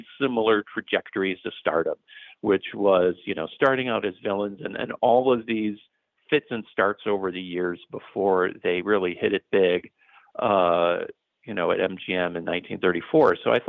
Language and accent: English; Chicago, Illinois, United States; I grew up in the Chicago suburbs